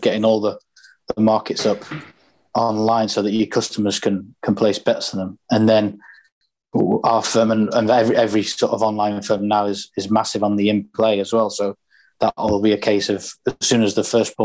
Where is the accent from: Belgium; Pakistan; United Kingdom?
United Kingdom; Doncaster, Yorkshire and the Humber; I'm originally from Doncaster